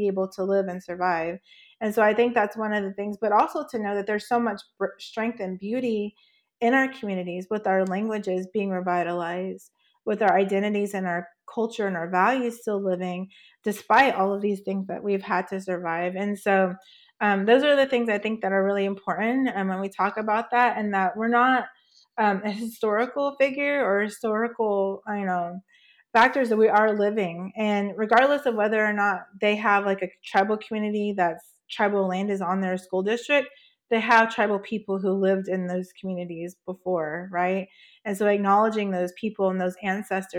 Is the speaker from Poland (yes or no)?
no; Oklahoma, United States; also born or lived in Oregon / New Mexico; now in Washington, United States; I was born in Oregon, but grew up in Oklahoma